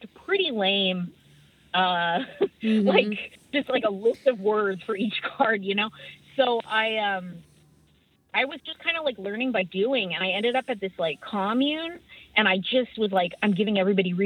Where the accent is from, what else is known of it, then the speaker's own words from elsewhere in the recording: Humboldt County, California, United States; I live in Humboldt County. I'm from Humboldt County.